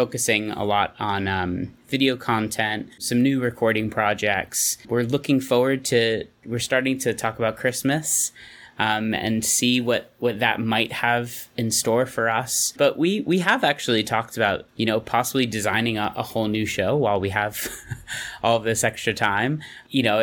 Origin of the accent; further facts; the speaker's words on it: New York, United States; moved away; I'm from New York